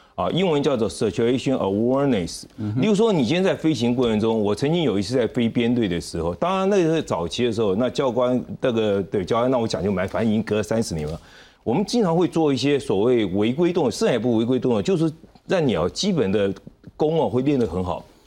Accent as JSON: {"language": "Chinese", "area": "Gangshan", "region": "southern Taiwan", "country": "Taiwan", "tie": "born or raised there", "said": "像我以前小时候在 南部"}